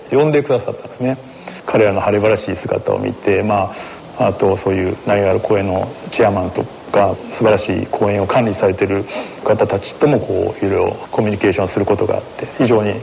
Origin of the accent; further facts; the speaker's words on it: Awaji Island, Hyogo, Japan; also born or lived in Kanto; 本当若い頃は淡路島というこう田舎の雰囲気がもう嫌で嫌でもう大学がもう関東の方になったので